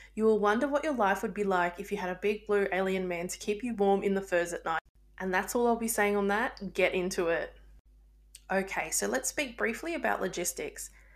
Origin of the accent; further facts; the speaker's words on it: Australia; I'm Australian